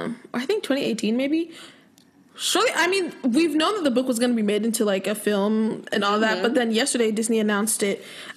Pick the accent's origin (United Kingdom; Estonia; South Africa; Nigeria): Nigeria; I'm literally Nigerian, like.